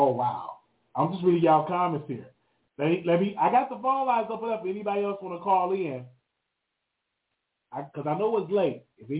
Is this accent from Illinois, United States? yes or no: yes; Chicago, Illinois, United States; And I'm from Chicago.